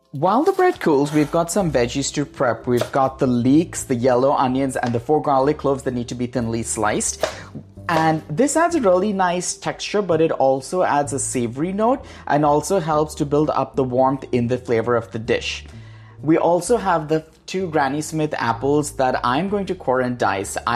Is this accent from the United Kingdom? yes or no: no; India; now in United States; Green olives are my ode to my home state of California, while the chorizo, saffron, and vinegar speak for the India I grew up in.